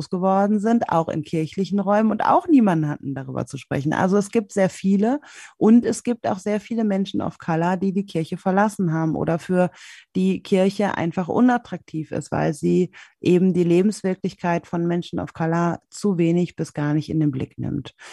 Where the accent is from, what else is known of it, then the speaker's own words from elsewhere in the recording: Germany; born there; first language German; Ich komme aber aus Deutschland. Ich bin in Deutschland geboren, ich fühle mich deutsch, meine einzige Muttersprache ist Deutsch